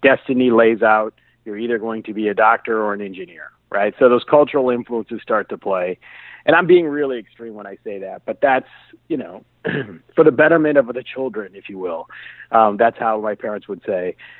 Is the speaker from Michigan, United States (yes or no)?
yes; Detroit, Michigan, United States; moved away as an adult; also born or lived in India; now in Seattle, United States; I grew up in the Detroit area.